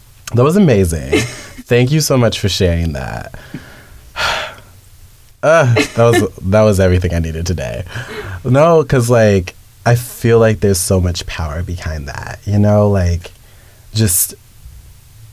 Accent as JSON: {"language": "English", "region": "Kansas", "country": "United States", "said": "I'm from Kansas."}